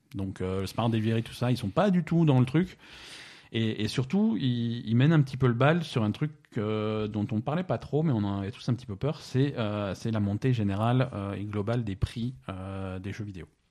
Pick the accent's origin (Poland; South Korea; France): France; chez nous en France